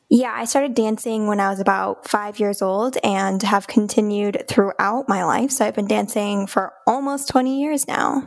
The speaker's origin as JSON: {"language": "English", "town": "Okemos", "region": "Michigan", "country": "United States", "tie": "born or raised there", "lives_now": "Canton, United States", "said": "I grew up in Okemos, Michigan"}